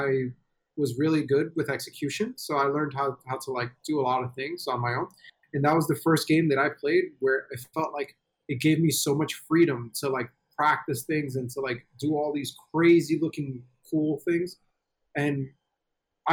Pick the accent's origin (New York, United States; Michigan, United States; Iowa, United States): New York, United States; I'm from New York